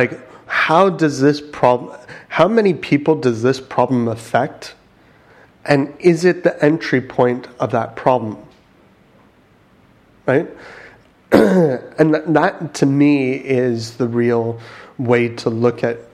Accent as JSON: {"language": "English", "country": "United States", "moved": "yes", "said": "I'm American."}